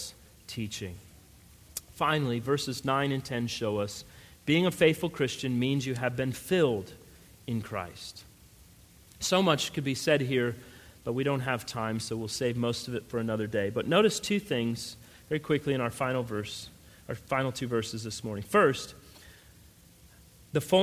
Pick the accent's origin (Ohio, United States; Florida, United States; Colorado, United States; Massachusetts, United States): Colorado, United States; I grew up in Colorado